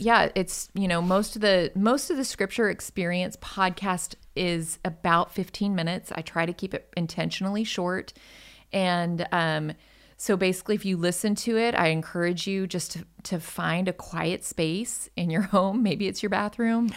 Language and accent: English; Michigan, United States; moved away as an adult; also born or lived in Colorado; now in North Texas, United States; I'm originally from Michigan.